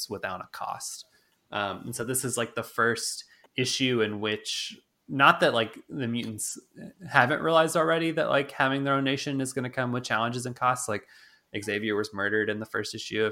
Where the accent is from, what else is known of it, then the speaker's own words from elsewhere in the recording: United States; as Americans